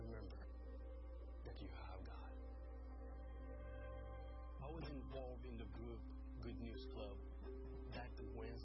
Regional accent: Senegal; I'm from Senegal.

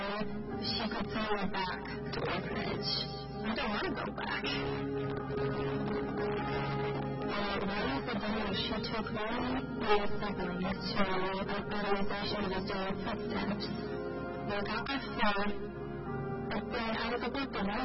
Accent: Latvia; I'm from Latvia.

